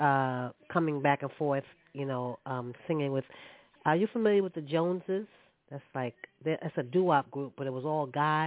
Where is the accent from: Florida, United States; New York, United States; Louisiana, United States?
New York, United States; New York City; Born and raised in Brooklyn